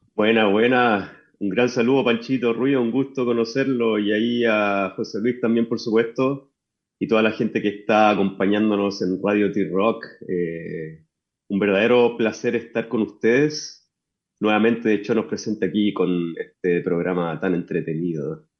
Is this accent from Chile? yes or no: yes; Chuquicamata, Antofagasta, Chile; yo nací en Chuquicamata y desde allá vengo que no es precisamente Antofagasta